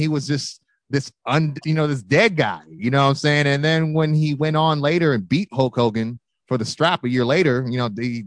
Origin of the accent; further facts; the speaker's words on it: California, United States; Born and raised in Cali